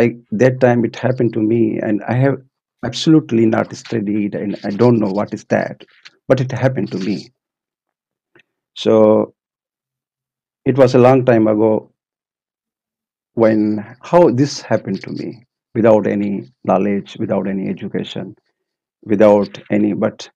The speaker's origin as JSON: {"language": "English", "country": "Pakistan", "also_born_or_lived": "Maldives", "moved": "yes", "lives_now": "Finland", "said": "I came from Maldives, but basically from Pakistan."}